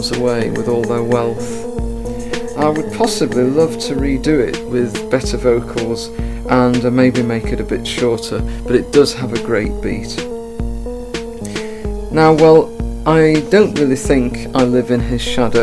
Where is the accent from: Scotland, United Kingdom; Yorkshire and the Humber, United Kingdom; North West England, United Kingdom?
North West England, United Kingdom; Liverpool; I'm from Liverpool